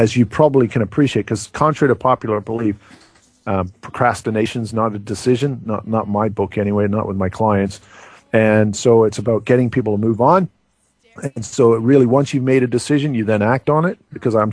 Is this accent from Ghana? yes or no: no; Canada; we're from Canada